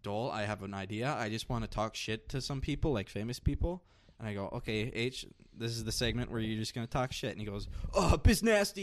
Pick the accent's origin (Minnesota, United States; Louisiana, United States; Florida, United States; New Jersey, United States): Minnesota, United States; Roseau; we're from Rozo. It's like 10 miles away from Canada, way up north in Minnesota.